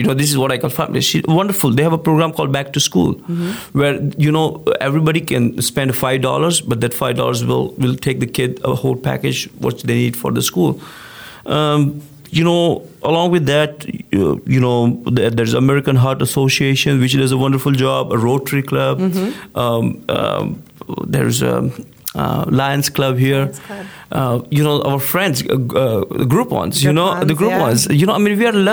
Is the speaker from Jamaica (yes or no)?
no; India; now in League City, United States; I'm originally from India, come from a small town village mentality